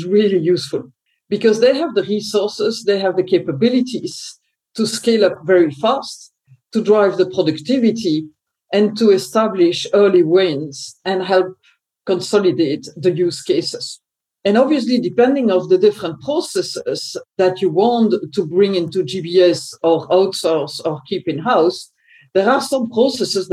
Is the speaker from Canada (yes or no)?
no; Belgium; I was born in Belgium.